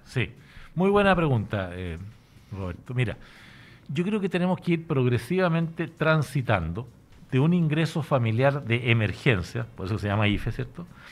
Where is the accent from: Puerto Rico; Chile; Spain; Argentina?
Chile; el Estado somos todos los chilenos